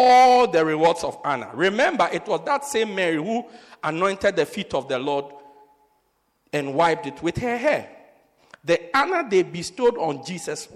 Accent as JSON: {"language": "English", "region": "Eastern Cape", "country": "South Africa", "said": "I'm also from the Eastern Cape"}